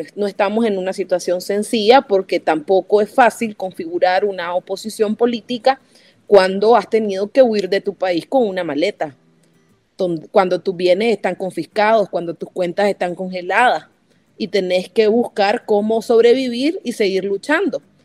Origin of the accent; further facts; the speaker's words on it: Nicaragua; moved away as an adult; Salí de Nicaragua en junio del 2018